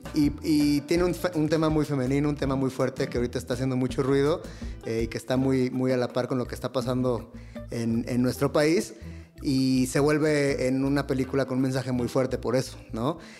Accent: Guadalajara, Jalisco, Mexico; now in Mexico City, Mexico; yo crecí eh, en Guadalajara

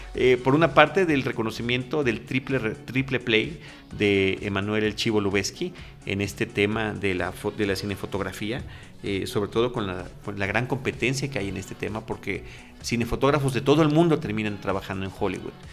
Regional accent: Mexico; como mexicano

